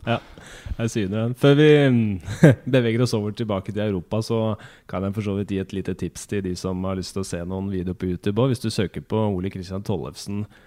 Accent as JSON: {"language": "Norwegian", "country": "Norway", "said": "vi som nordmenn"}